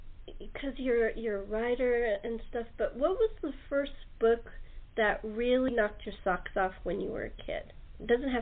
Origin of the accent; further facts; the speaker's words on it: California, United States; also born or lived in the West / the Midwest / the East Coast of America; I was born and raised in California.